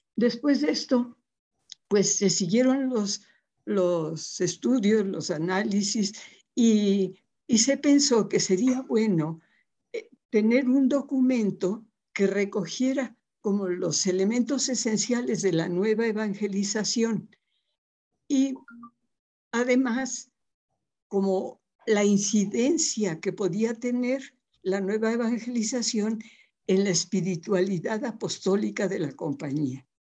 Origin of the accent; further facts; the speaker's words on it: Papantla, Veracruz, Mexico; also born or lived in Puebla; now in Guadalajara, Mexico; nací en un pueblito precioso de esos mágicos del estado de Veracruz, de la Huasteca veracruzana que se llama Papantla